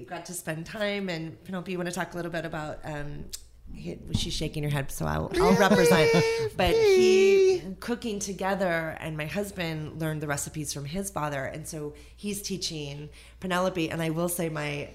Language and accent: English; Northern California, United States; growing up in Northern California